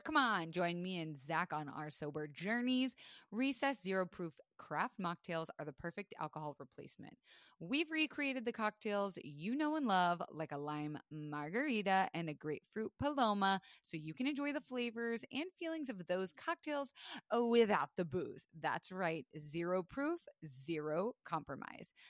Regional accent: Florida, United States; I was raised in Florida

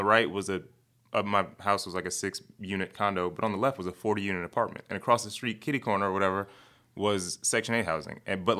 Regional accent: Chicago, Illinois, United States; I'm from the Southside.

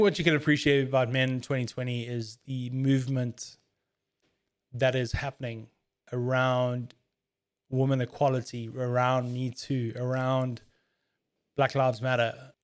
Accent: South Africa; As a South African

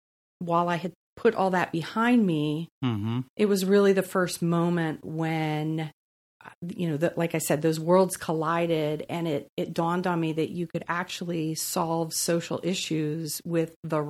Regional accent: East Coast, United States; So I'm a Navy brat. Well, I like to say I'm just a brat. But I've moved 36 times.

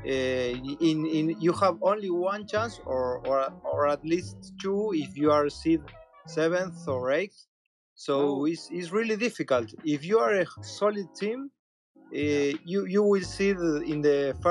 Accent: Argentina; I am from Argentina

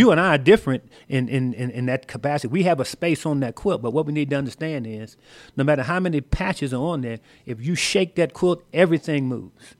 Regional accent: Washington, District of Columbia, United States; moved away as an adult; Washington, D C is my hometown. That's where I grew up, the nation's capital

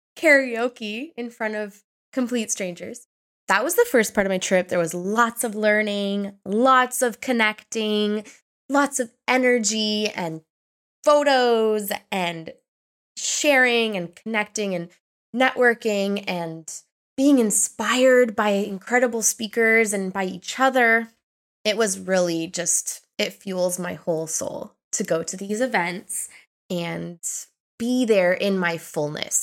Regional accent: Ontario, Canada; moved away as an adult; now in Portugal; I was born and raised in Canada

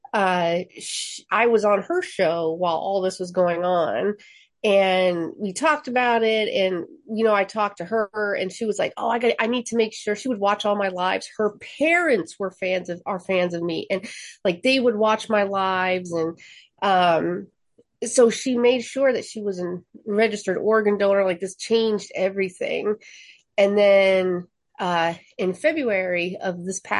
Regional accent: Seattle, Washington, United States; moved away as an adult; also born or lived in New Jersey / South Carolina; I was born and raised in Seattle.

